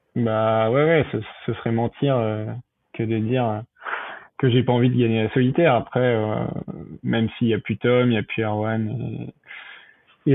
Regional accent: Le Havre, Normandy, France; de chez moi au Havre

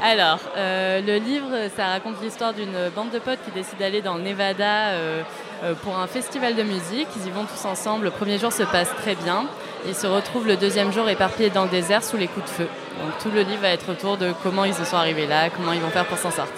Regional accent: Toulouse, Occitania, France; also born or lived in Paris; je suis toulousaine à la base

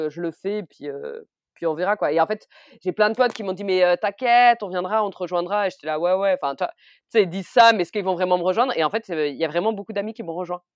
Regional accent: Orléans, Centre-Val de Loire, France; je suis originaire d'Orléans

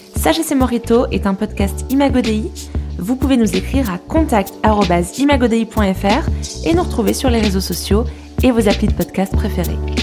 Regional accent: France; on a grandi en France

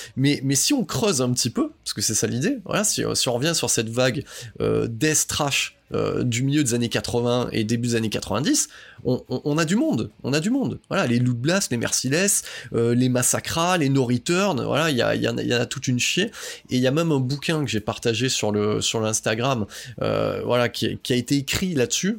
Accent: the South, southern France, France; je suis quelqu'un du Sud

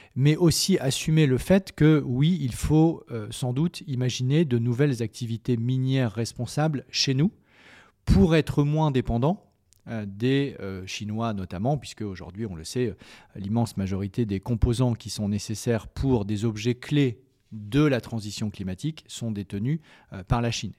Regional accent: France; en tant que Français

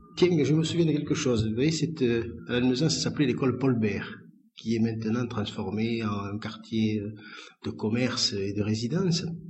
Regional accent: Lannemezan, Occitania, France; je suis né à Lannemezan. Je suis né à Lannemezan, vous voyez, Bigourdin, hein, en 1936

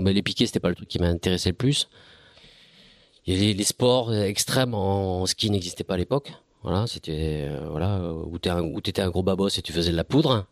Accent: Bayonne, Nouvelle-Aquitaine, France; je suis bayonnais

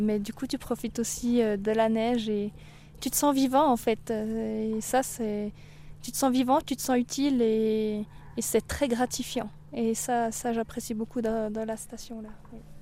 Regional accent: Bernese Jura, Switzerland; moved away; also born or lived in Valais; j'ai grandi dans le Jura bernois

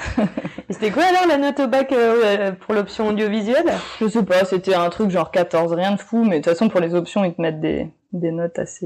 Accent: Nouméa, South Province, New Caledonia; also born or lived in Montpellier, France / North Province, New Caledonia; j'ai grandi à Nouméa

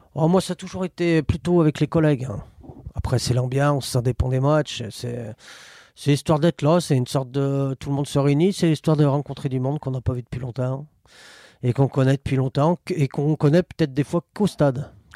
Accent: Saint-Étienne, Auvergne-Rhône-Alpes, France; je suis né à la Métard, à la clinique du rond-point

